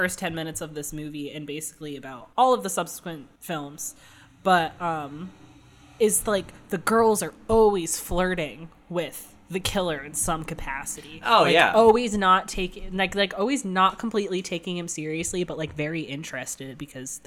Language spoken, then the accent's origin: English; Connecticut, United States; where I grew up in Connecticut